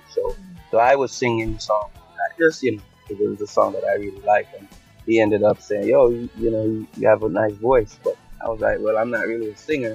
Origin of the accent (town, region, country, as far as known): Jamaica; now in United States